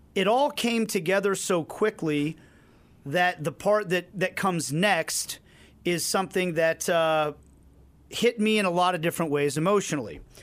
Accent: Kansas City, United States; to work for a first class organization in my hometown like this

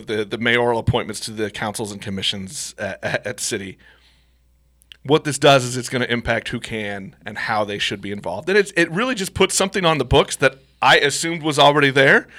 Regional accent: Missouri, United States; while I love my hometown, sometimes I don't love Missouri

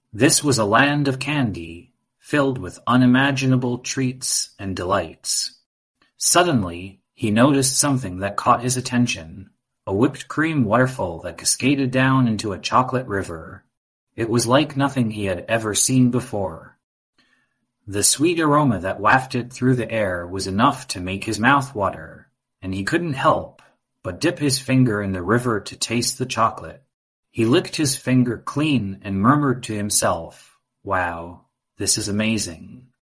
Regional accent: Austin, Texas, United States; and I'm five and a half years old. And I come from Austin, Texas.

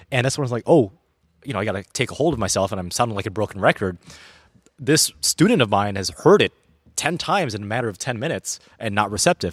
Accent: Illinois, United States; also born or lived in Milwaukee area; now in Milwaukee, United States; when I was growing up in Illinois in the late nineties, early two thousands

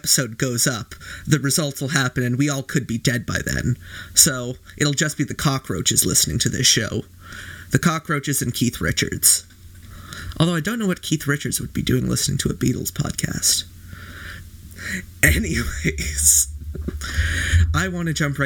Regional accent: Canada; as a Canadian

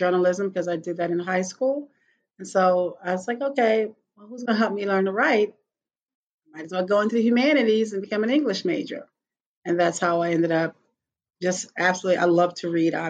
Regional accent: Baltimore, Maryland, United States; also born or lived in New Orleans, Louisiana; I'm from Baltimore City, born and bred

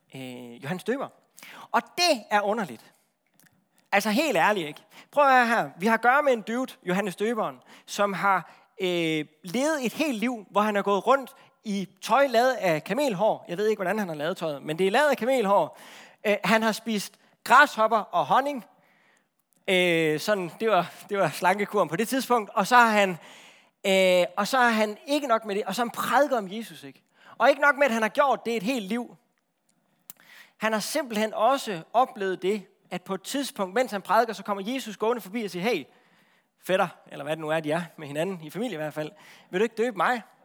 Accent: Central Jutland, Central Denmark Region, Denmark; Jeg er fra Midtjylland

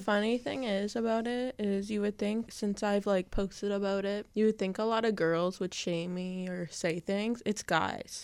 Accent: Tecumseh, Ontario, Canada; now in Windsor, Canada; I'm from Tecumseh. Mm-hmm. Like, I mm-hmm. grew up in Tecumseh and now I'm in the West End of Windsor

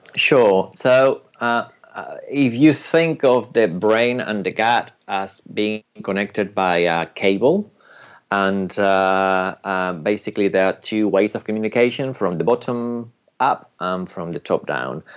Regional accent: United Kingdom; also born or lived in Spain; I'm British and Spanish, but I'm very Spanish in my ancestors

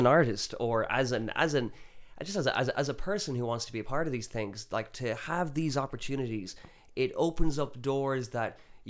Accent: Galway, Connacht, Ireland; also born or lived in Spain; I'm from Galway, but even before Vietnam, I'd been living in Spain for a few years and kind of been traveling around

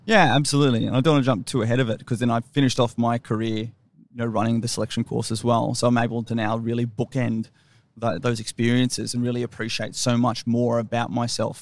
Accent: Brisbane, Queensland, Australia; moved away as an adult; also born or lived in Sydney / Fayetteville, North Carolina / Canberra; I grew up in Ferny Grove. There wasn't a lot going on there up in the northern suburbs of Brisbane

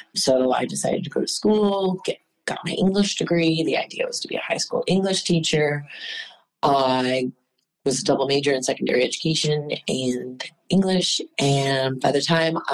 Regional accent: Midwest, United States; moved away as an adult; also born or lived in St. Louis, Missouri / Illinois / West Coast / New York; now in Houston, United States; I grew up in the Midwest

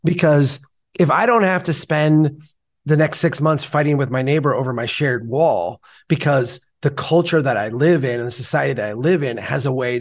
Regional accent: Minnesota, United States; as a Minnesotan

